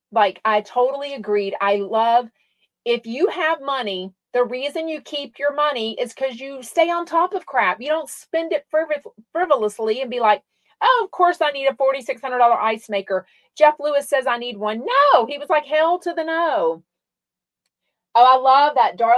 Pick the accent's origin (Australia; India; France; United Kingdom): Australia; I'm from Australia and we used to listen to him here.